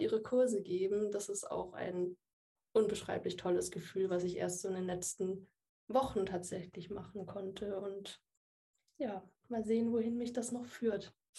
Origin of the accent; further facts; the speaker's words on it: Würzburg, Bavaria, Germany; ich bin 27 Jahre alt, ich komme aus Würzburg